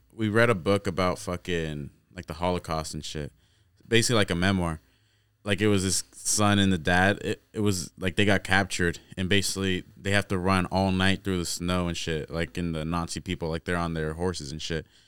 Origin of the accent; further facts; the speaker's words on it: Corning, United States; we come from Corning, bro. That's the smallest town